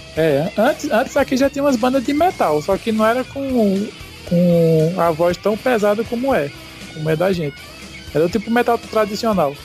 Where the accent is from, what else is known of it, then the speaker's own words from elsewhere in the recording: Arcoverde, Pernambuco, Brazil; a gente é do interior de Pernambuco, uma cidade chamada Arco Verde, conhecido como Portal do Sertão.